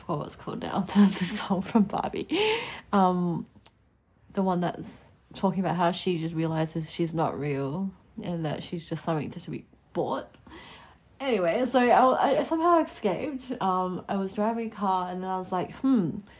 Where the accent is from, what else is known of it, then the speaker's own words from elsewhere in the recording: Adelaide, South Australia, Australia; moved away as an adult; now in Melbourne, Australia; It has been officially 3 years since I moved to Melbourne from my little hometown of Adelaide in South Australia